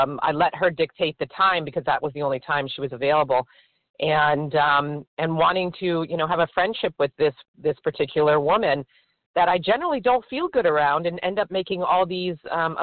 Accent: Florida, United States; I am from Florida.

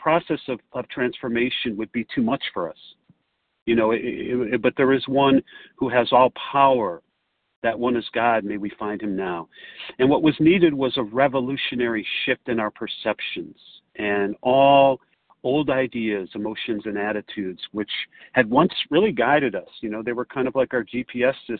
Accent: Chicago, Illinois, United States; I hail from Chicago, or the area

